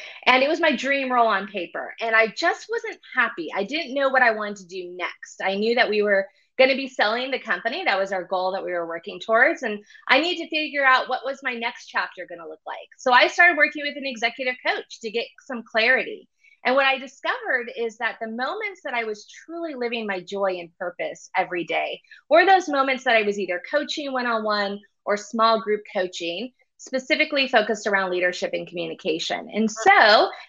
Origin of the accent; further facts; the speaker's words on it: San Jose, California, United States; moved away as an adult; also born or lived in Los Angeles, California; now in New York City, United States; I'm originally from San Jose, California. I grew up in the Bay Area